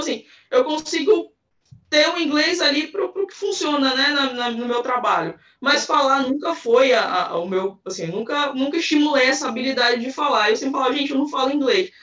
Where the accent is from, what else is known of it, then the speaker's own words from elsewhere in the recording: Belém, Pará, Brazil; eu sou de Belém do Pará, Amazônia aqui